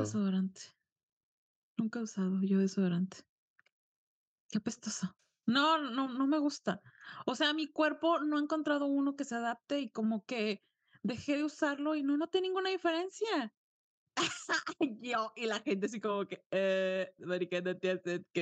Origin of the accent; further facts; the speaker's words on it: Mexico; yo nací en un pueblo y toda mi familia es de pueblo, entonces ya después me mudé